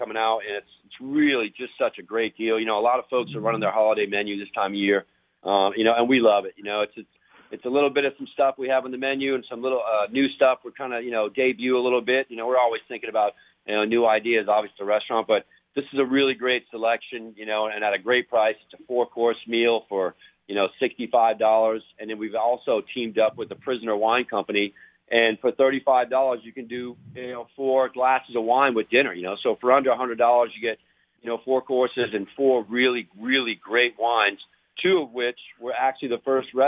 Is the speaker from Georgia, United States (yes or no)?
no; New Orleans, Louisiana, United States; growing up in New Orleans